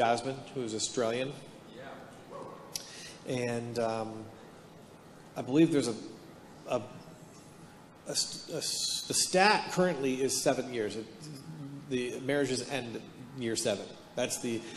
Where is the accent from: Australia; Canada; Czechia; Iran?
Canada; Hamilton, Ontario; now in Palm Desert, United States; I'm born and raised in Hamilton, Ontario, which is the armpit of Canada